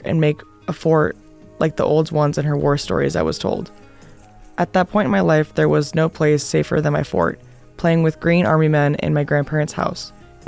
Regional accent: Washington, District of Columbia, United States; Get Home Safe is about my childhood growing up in Washington, D.C. in the 80s and 90s.

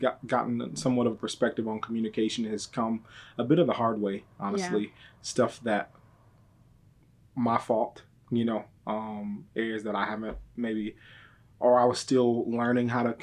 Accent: Michigan, United States; also born or lived in Texas; now in Dallas, United States; I'm originally from Michigan, but I've been in Texas off and on since 2002

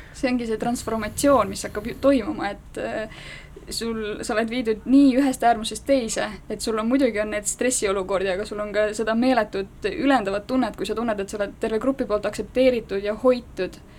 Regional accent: Estonia; meie kui eestlased

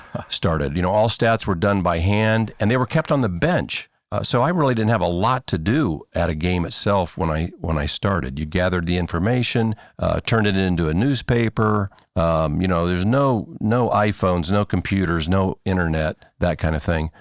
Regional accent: Churubusco, Indiana, United States; moved away as an adult; now in Cedarville, United States; I went to a public high school in, in Indiana, Chiribusco, Indiana, throughout my hometown.

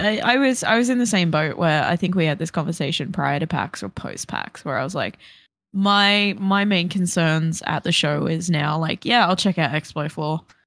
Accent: Brisbane, Queensland, Australia; born or raised there; moved away

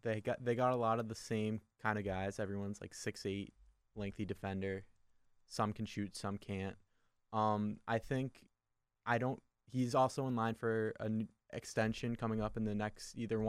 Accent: Massachusetts, United States; I'm from Massachusetts

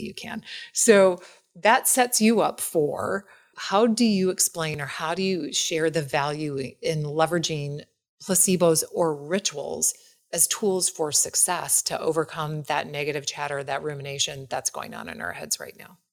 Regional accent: Wisconsin, United States; I'm from Wisconsin

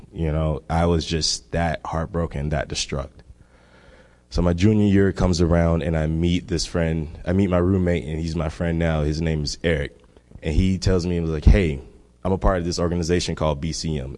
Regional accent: Miami, Florida, United States; I am from Miami, Florida. And Miami, one thing about Miami, it is one less than one percent Christian, and I grew up in that kind of environment.

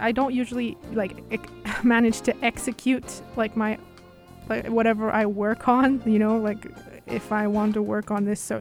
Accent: Uzbekistan; I am from Uzbekistan

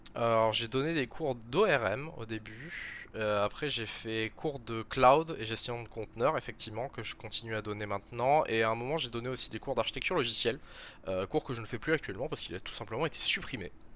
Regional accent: Perpignan, Occitania, France; also born or lived in Montpellier; moi je suis de Perpignan

